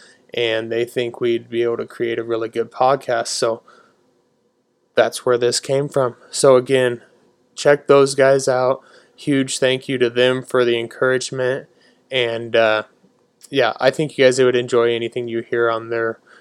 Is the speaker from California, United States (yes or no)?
no; Nebraska, United States; we're from Nebraska